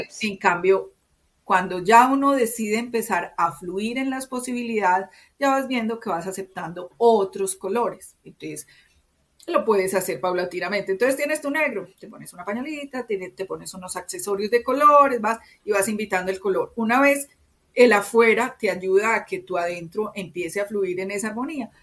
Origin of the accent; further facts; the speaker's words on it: Medellín, Antioquia, Colombia; como yo soy paisa, se espera de mí tal cosa, porque nací en Medellín, soy colombiana